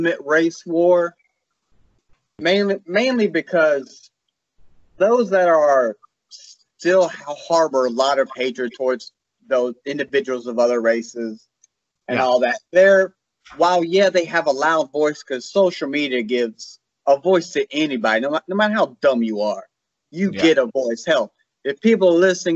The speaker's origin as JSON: {"language": "English", "region": "South Carolina", "country": "United States", "tie": "born or raised there", "said": "I'm from the South. I'm South Carolina. I'm about as South as you can get"}